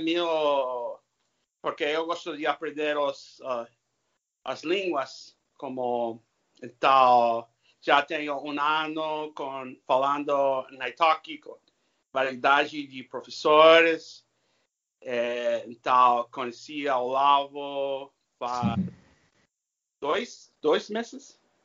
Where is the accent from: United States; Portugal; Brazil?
United States; California; first language English; Portuguese is a second language; also born or lived in Spain; a minha língua nativa é inglês. Eu nasci na Califórnia falando inglês